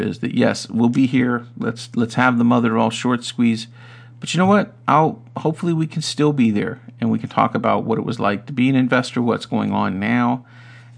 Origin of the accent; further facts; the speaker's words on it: United States; as an American